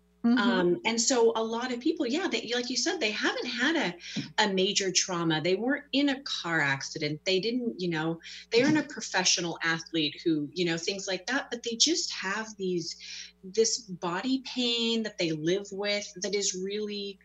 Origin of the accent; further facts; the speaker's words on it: North Bend, Washington, United States; I grew up in North Bend. I went to Mount Si High School